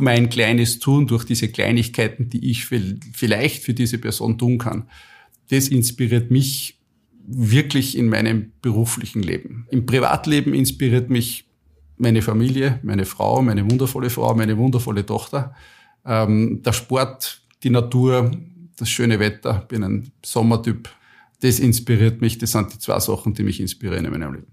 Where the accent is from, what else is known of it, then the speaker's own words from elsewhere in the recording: Austria; ich bin ein typischer Österreicher